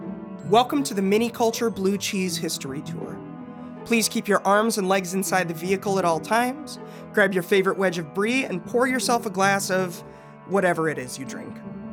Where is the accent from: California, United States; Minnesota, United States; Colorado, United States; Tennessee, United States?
Minnesota, United States; Minneapolis; growing up in Minneapolis